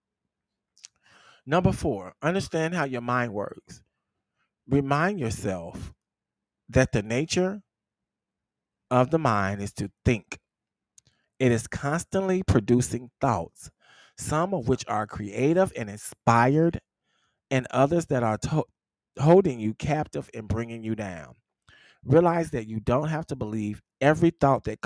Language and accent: English; the South, United States; I'm from the South